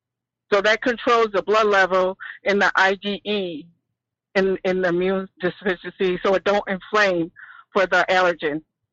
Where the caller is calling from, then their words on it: Rochester, New York, United States; Hi, I'm calling from Rochester, New York, upstate, not Cuomo State.